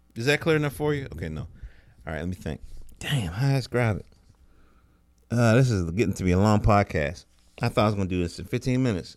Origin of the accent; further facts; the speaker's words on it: North Carolina, United States; I'm from North Carolina